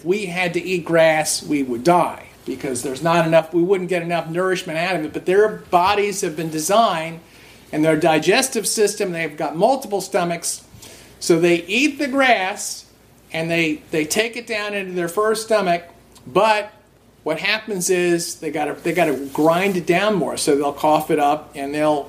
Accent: New Jersey, United States; I grew up in New Jersey. Lots of Jewish people around here don't eat pork

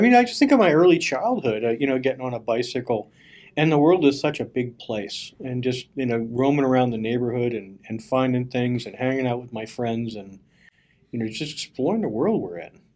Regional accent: Bethlehem, Pennsylvania, United States; I'm from Bethlehem, which is over on the east eastern part of the state

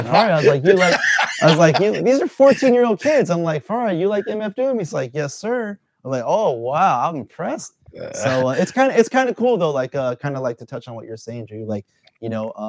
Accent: Los Angeles, California, United States; I grew up out here in SoCal

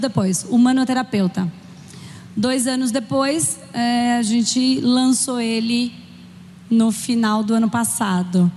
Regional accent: São Paulo, Brazil; also born or lived in Spain; eu sou de São Paulo

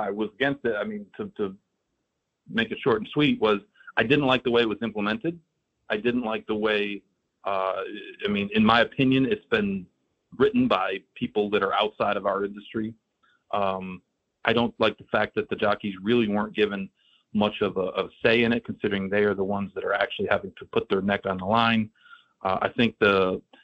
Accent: Saratoga Springs, New York, United States; now in South Florida, United States; I grew up in Saratoga

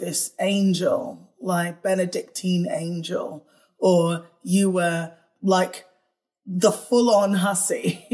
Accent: United Kingdom; in the UK, where, as you could tell by my accent, I was born

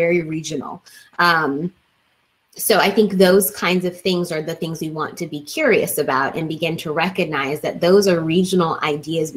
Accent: Kansas City, Missouri, United States; I grew up in Kansas City, which is known for barbecue

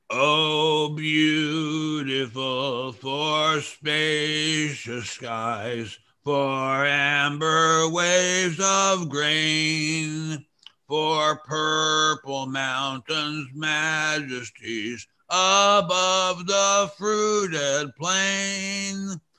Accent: United States; for being Americans.

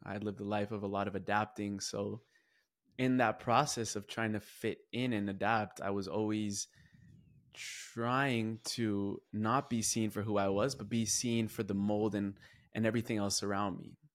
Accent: California, United States; I'm going from California all the way to Columbia

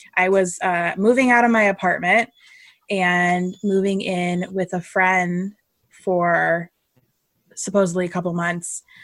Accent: California, United States; now in Connecticut, United States; Lauren and I met in California and we're both from California, I live uh, in Connecticut now

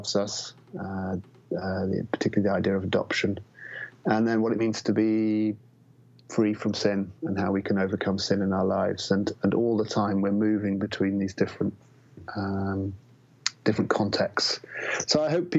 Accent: England, United Kingdom; I'm obviously English

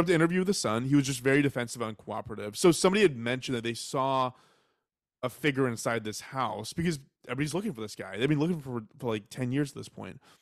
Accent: Texas, United States; I was raised in Texas

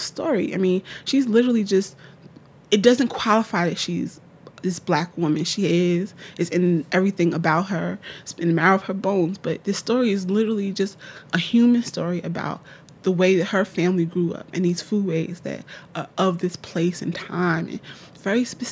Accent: Newark, New Jersey, United States; I'm from Newark, New Jersey

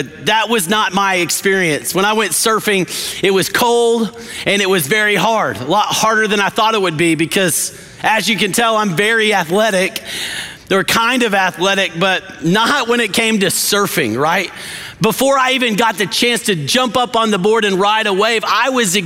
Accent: West Texas, United States; I grew up in West Texas

